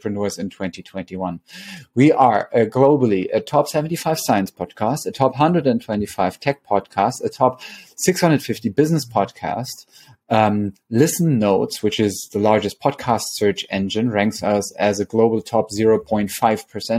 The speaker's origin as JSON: {"language": "English", "country": "Germany", "moved": "yes", "lives_now": "New York City, United States", "said": "I come from the German capital of cherries."}